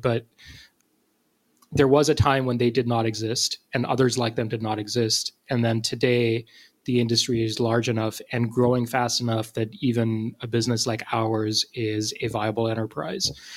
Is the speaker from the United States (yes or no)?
no; Pakistan; moved away; I'm from Pakistan and I had uh, kids in my class who were named both of those names.